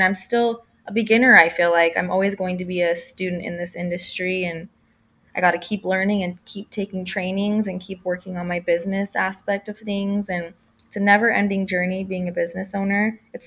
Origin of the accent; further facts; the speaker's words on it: St. George, Utah, United States; moved away as an adult; now in California, United States; I am originally from St. George, Utah, which is where I first started my microblading business